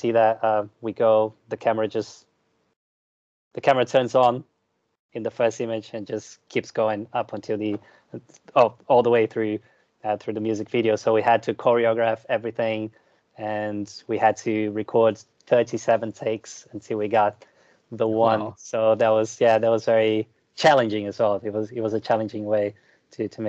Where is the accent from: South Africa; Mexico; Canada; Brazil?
Brazil; moved away as an adult; now in United Kingdom; I am from Brazil